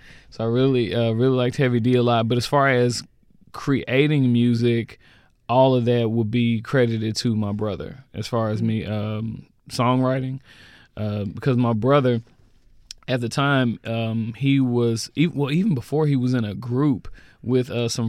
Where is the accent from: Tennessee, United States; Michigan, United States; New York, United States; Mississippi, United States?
Mississippi, United States; Jackson; also born or lived in Redondo Beach, California; Moved to Jackson when I was about 3 years old.